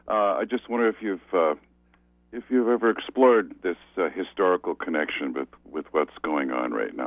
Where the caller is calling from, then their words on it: Sedgwick, Maine, United States; I'm calling from Sedgwick.